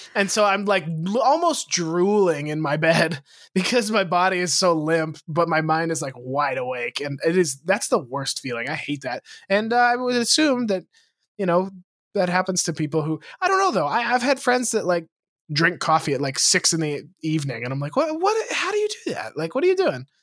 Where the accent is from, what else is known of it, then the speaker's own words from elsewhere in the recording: Lewistown, Montana, United States; moved away; my hometown, Lewistown